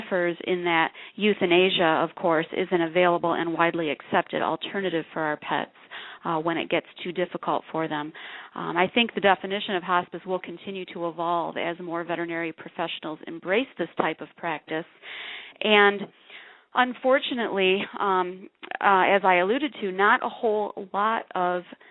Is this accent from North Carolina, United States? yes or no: no; Jackson, Michigan, United States; moved away as an adult; now in Tucson, United States; I'm originally from Michigan